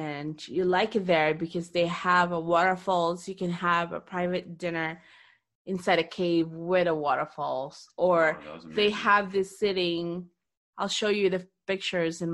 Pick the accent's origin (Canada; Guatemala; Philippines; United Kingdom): Philippines; I'm Filipino